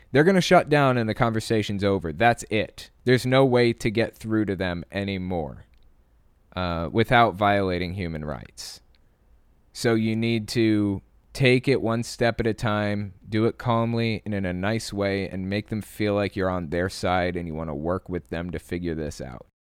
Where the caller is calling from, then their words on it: California, United States; Hi, Owen. … I'm from Bay Area, California.